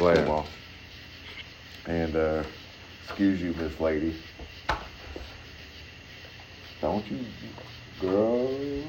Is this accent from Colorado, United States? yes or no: no; Florida, United States; I'm from Florida, so it's, man, I'm not really like a beach goer.